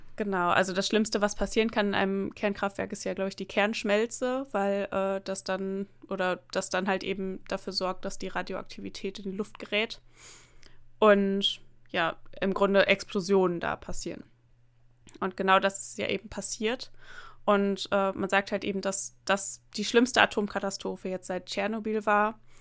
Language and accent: German; near the Emsland, Lower Saxony, Germany; bin ja ähm, in einer kleinen Stadt, ähm, ja in der Nähe des Emslands aufgewachsen